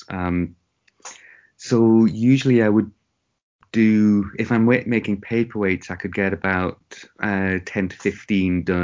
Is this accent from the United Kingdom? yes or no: yes; England, United Kingdom; moved away as an adult; now in Japan; I am English